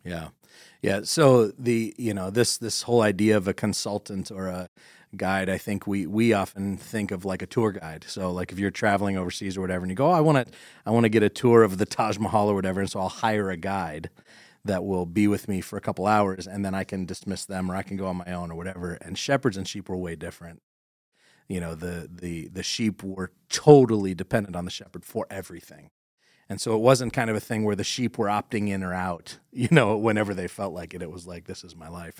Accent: Corry, Pennsylvania, United States; I grew up in Corrie next to Dodd's

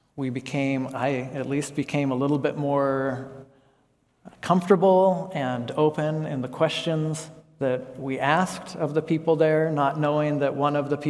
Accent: United States; moved away as an adult; also born or lived in Laos; I'm an American

